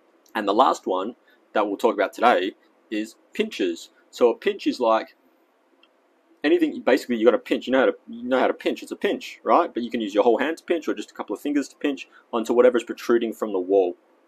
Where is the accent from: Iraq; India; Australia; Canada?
Australia; accent: Australian; But today, I guess my American accent has shown through. I mean, my Australian accent.